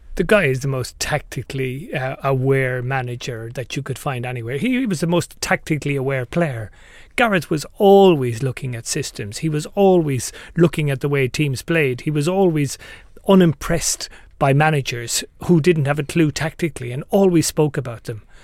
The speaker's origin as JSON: {"language": "English", "country": "Ireland", "said": "I'm Irish"}